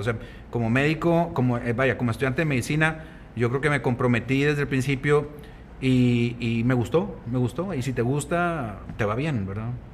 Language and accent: Spanish; Nava, Coahuila, Mexico; also born or lived in Piedras Negras, Coahuila / Monterrey, Nuevo León; nací, nací aquí en Piedras Negras, pero toda mi infancia la, la radiqué en, en Nava, Coahuila.